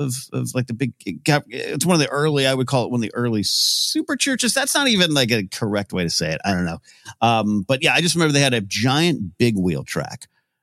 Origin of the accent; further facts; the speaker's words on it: Central Coast of California, United States; also born or lived in Orange, California; I was raised in the Central Coast of California.